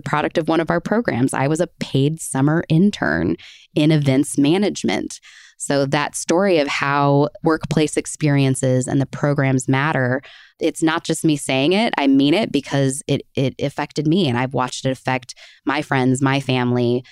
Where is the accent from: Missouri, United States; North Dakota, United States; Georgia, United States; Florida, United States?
Missouri, United States; Kansas City; I grew up in Kansas City, so Starlight was always a part of my history